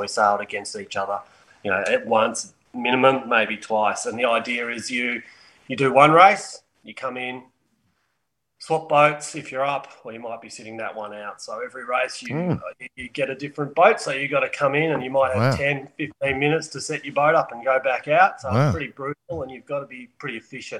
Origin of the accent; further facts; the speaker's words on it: Melbourne, Victoria, Australia; moved away as an adult; also born or lived in McCrae, Victoria; now in Perth, Australia; I grew up in Melbourne